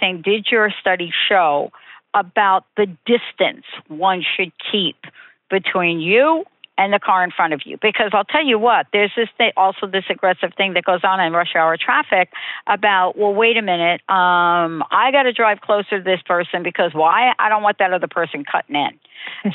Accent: New York, United States; I'm from New York

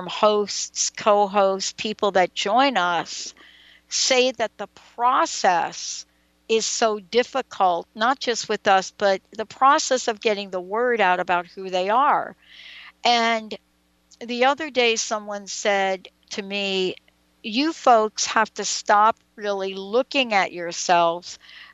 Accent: New York City, New York, United States; I grew up in New York and in the Bronx

